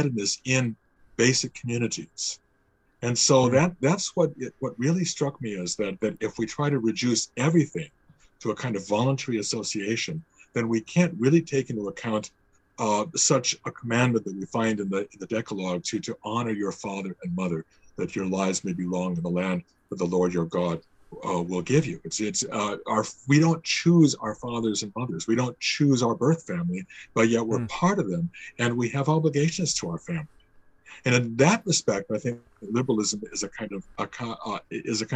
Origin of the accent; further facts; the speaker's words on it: Chicago, Illinois, United States; moved away as an adult; now in Canada; I grew up in the Chicago area